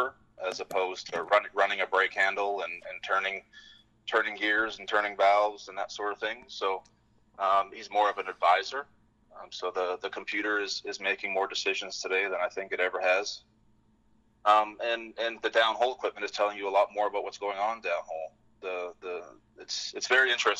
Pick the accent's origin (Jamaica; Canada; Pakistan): Canada; British Columbia; moved away as an adult; also born or lived in Gabon; now in Fort Worth, United States; I grew up in Canada. I grew up in British Columbia, a small town north of Vancouver, about 3 hours.